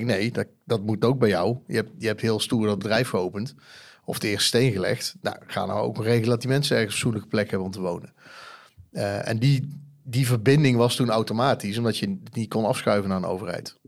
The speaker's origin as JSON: {"language": "Dutch", "town": "Eindhoven", "region": "North Brabant", "country": "Netherlands", "said": "Ik kom uit Eindhoven"}